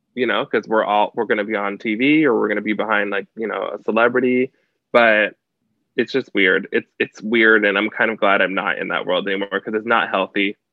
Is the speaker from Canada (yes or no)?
yes; Canada; also born or lived in United States; I grew up in Canada. I grew up in a small town on the border of the States. So I grew up like partially in Canada, partially in the States